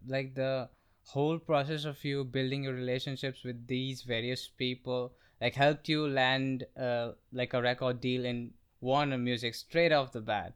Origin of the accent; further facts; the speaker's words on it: Guwahati, Assam, India; now in New Delhi, India; It's, it's the northeastern part of our country. It's, it's a very small town. It's called Guwahati